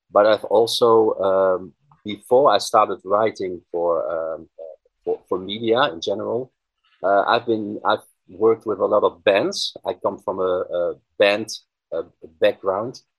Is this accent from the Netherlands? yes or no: yes; Netherlands; English is a second language; I'm a composer from the Netherlands.